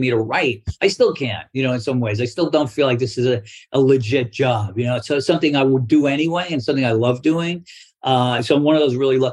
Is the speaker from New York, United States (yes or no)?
yes; New York City, New York, United States; I grew up in Brooklyn